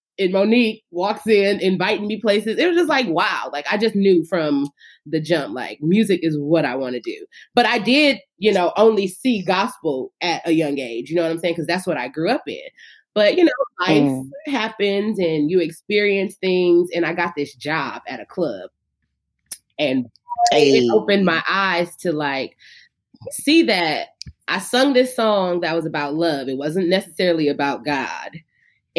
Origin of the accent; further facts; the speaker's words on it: Inglewood, California, United States; I, as a little girl growing up in Inglewood, California